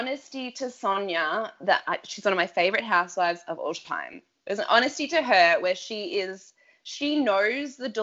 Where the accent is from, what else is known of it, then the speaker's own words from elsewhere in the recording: Australia; as an Aussie